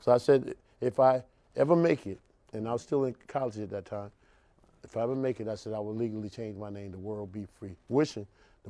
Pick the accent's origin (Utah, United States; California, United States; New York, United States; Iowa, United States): New York, United States; moved away; I'm from New York